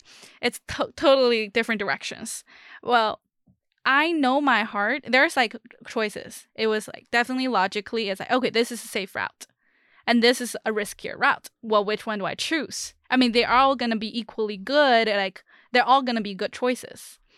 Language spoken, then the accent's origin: English; China; moved away; I'm from China.